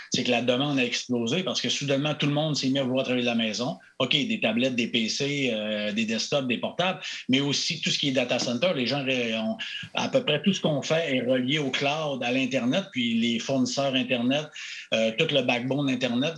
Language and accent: French; Chicoutimi, Quebec, Canada; accent: Saguenay; moved away as an adult; j'ai un accent du Saguenay, j'ai Chicoutimi.